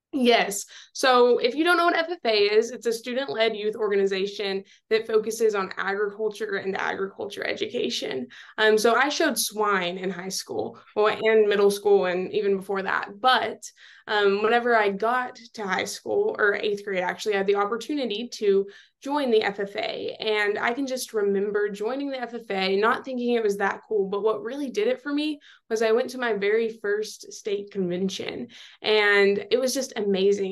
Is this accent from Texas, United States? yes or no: yes; Seminole, Texas, United States; moved away as an adult; now in College Station, United States; I am from Seminole, Texas